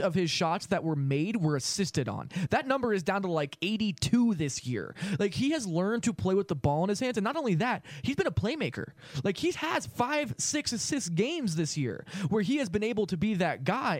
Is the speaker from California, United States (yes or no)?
yes; Los Angeles, California, United States; I grew up in Los Angeles watching Kobe Bryant